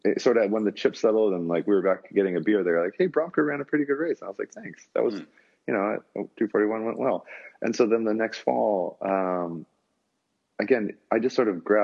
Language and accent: English; United States; as an American